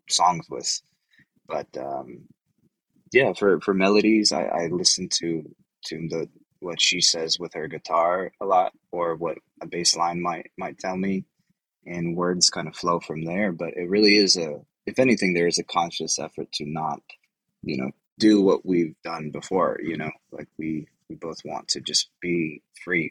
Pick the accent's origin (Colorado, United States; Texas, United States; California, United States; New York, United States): Texas, United States; I grew up in Texas.